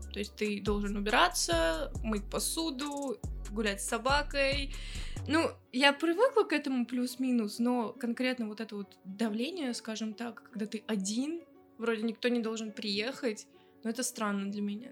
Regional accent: Russia; Я выросла в России

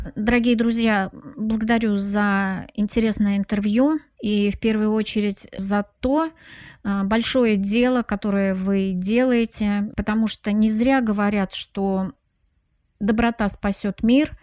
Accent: Samara, Samara Oblast, Russia; moved away; я приезжала на процедуру награждения, допустим, в родной город Самара

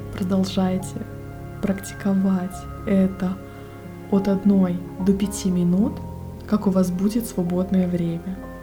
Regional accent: Russian Far East, Russia; я с Дальнего Востока

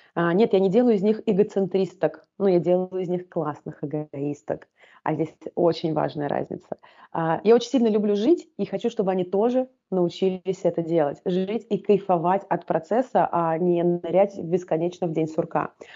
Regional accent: Volgograd, Volgograd Oblast, Russia; also born or lived in Tashkent, Uzbekistan; Так мы оказались в городе Волгограде. А, оказались мы там в статусе вынужденных переселенцев. Жили мы первые года в таком подвальном помещении

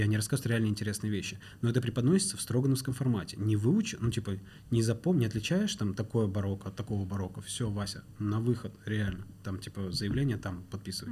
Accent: Ivanovo, Ivanovo Oblast, Russia; moved away as an adult; also born or lived in Turkmenistan; now in Moscow, Russia; я родился в Средней Азии, в Туркменистане, из Туркменистана мы переехали с семьей, получается, в Ивану

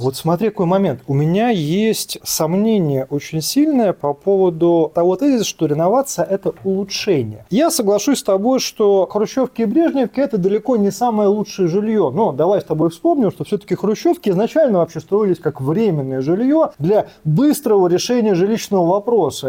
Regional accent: Saint Petersburg, Russia; мы петербуржцы

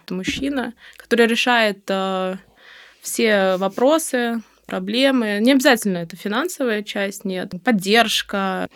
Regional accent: Turkmenistan; moved away as an adult; also born or lived in Saint Petersburg, Russia; now in Moscow, Russia; Родом я из Туркмении

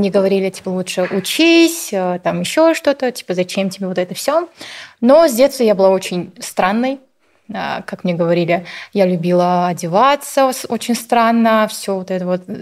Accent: Kazakhstan; Я была вот казашка

